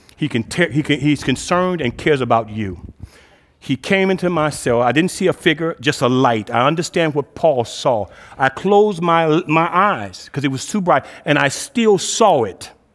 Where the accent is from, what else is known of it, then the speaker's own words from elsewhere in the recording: Cleveland, Ohio, United States; I'm originally from Cleveland, um, was the sixth child of two-parent home in the inner city of Cleveland.